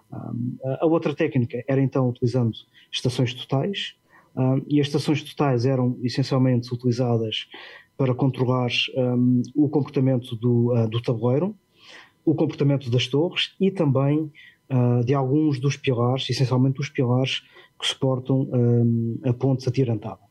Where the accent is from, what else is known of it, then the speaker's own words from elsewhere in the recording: Portugal; moved away as an adult; also born or lived in London; quando saí de Portugal, ingressei diretamente no, uh, no Crossrail